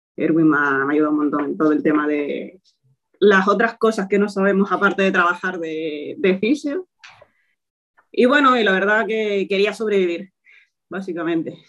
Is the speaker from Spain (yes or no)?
yes; Toledo, Castilla-La Mancha, Spain; moved away as an adult; now in Gran Canaria, Spain; soy de Toledo, estudié allí en la UCLM y bueno, actualmente vivo en Gran Canaria desde hace 5 años